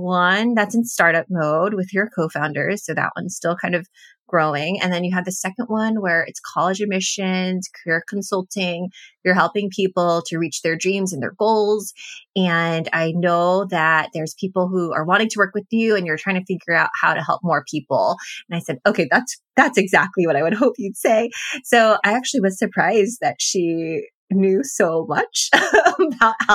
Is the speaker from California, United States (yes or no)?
yes; Los Angeles, California, United States; now in Bay Area, United States; I grew up in the Los Angeles area in a predominantly Latino community